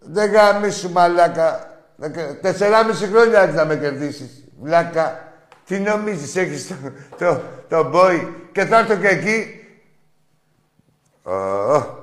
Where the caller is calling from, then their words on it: Athens, Attica, Greece; από Εξάρχεια.